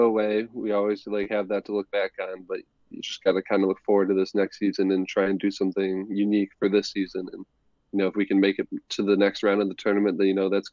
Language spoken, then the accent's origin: English; Ohio, United States; I come from Ohio where the weather is always kind of awful